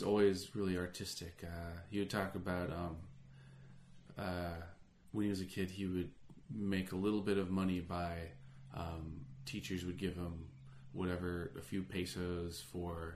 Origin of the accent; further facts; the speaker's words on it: Alaska, United States; now in California, United States; I grew up in Alaska